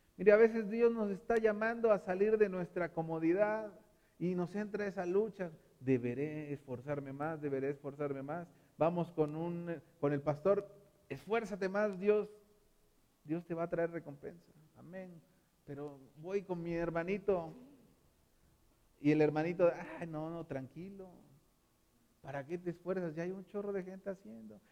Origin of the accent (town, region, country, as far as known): Mexico